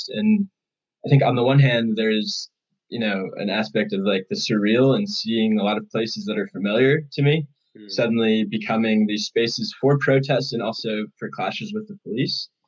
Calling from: Brooklyn, New York, United States; Uh, yeah, I'm actually in Brooklyn right now uh, at my parents' house.

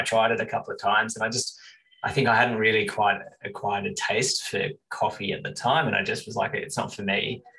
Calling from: Canberra, Australian Capital Territory, Australia; So currently I'm in Canberra. It's got a rainy day outside.

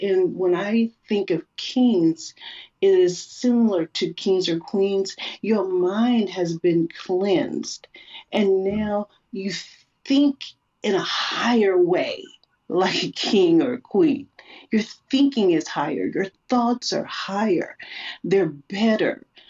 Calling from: Seattle, Washington, United States; I'm coming to you from Seattle, Washi

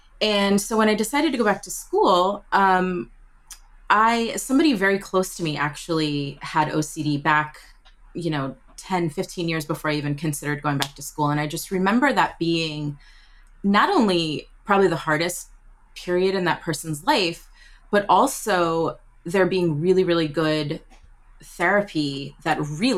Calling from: New York, United States; Oh, thank you. I'm joining you from New York. I live in New York.

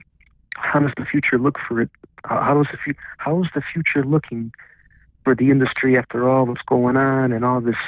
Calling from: Chicago, Illinois, United States; I am calling from Chicago.

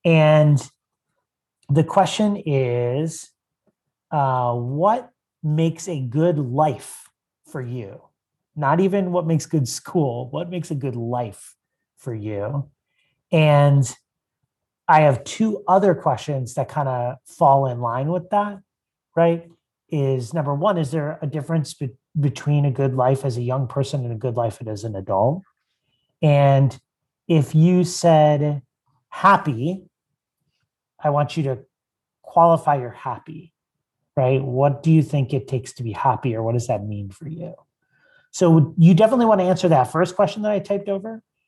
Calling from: Conshohocken, Pennsylvania, United States; I'm joining from Conshohocken, Pennsylvania. Lovely dwelling by the river.

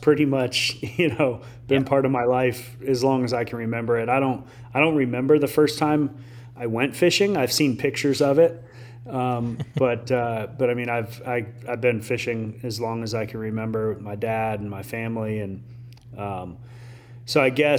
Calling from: Fort Myers, Florida, United States; It's going great. I'm in Southwest Florida, Fort Myers area.

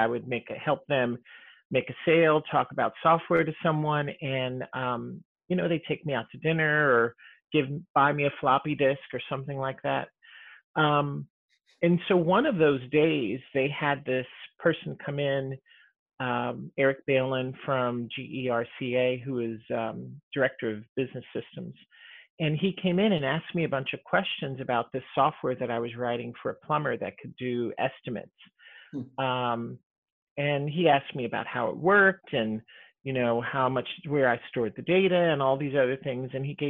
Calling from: Seattle, Washington, United States; At home, from Seattle.

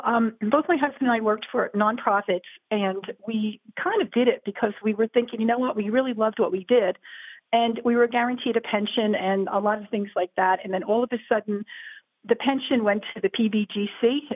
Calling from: Northern New Jersey, United States; I'm calling from Northern New Jersey, a bedroom community of Manhattan. My husband is 73. I am 67.

